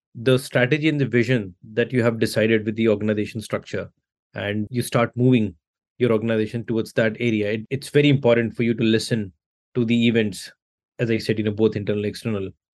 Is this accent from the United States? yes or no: no; India; I come from India